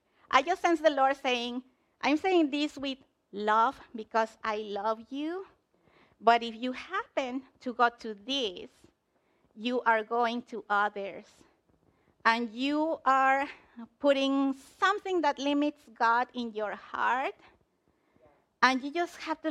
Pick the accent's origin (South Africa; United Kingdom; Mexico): Mexico; moved away; I'm from Mexico